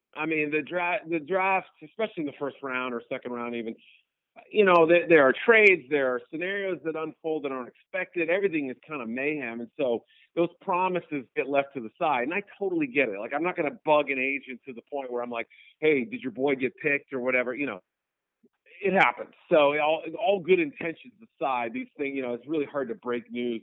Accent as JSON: {"language": "English", "region": "New England", "country": "United States", "tie": "born or raised there", "moved": "yes", "lives_now": "Chicago, United States", "said": "I grew up in New England"}